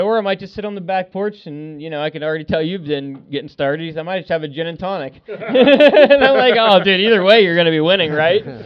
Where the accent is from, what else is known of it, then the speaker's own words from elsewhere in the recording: Pennsylvania, United States; I'm from Pennsylvania. I'm like 2,000 miles away from home